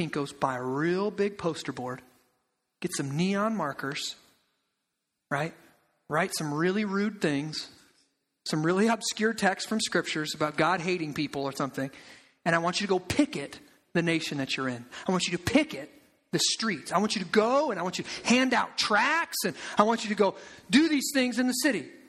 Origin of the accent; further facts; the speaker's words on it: Eldridge, Iowa, United States; I grew up in Eldridge. I grew up in the suburbs.